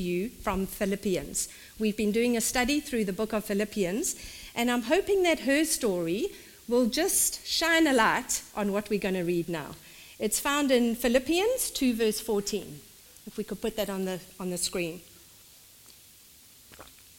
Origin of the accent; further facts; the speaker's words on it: South Africa; In South Africa, we call it a dog collar